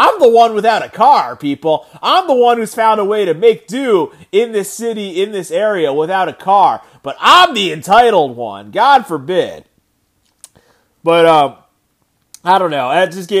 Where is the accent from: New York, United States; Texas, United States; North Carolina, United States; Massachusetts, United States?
New York, United States; now in Washington, D.C., United States; I'm from New York originally